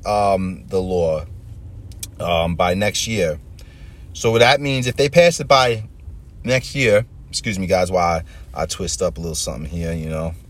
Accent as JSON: {"language": "English", "area": "Long Island", "region": "New York", "country": "United States", "tie": "born or raised there", "moved": "as an adult", "lives_now": "New Jersey, United States", "said": "I grew up on Long Island for the most part in a white white neighborhood"}